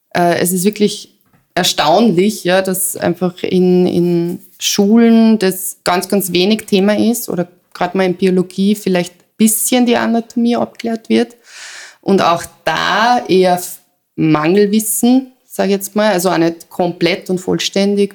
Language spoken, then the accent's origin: German; Salzburg, Austria; moved away; also born or lived in Vienna; ich komme aus Salzburg